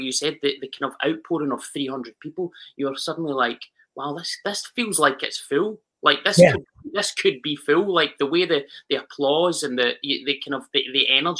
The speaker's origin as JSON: {"language": "English", "town": "Kilmarnock", "region": "Scotland", "country": "United Kingdom", "said": "I'm originally from Kilmarnock"}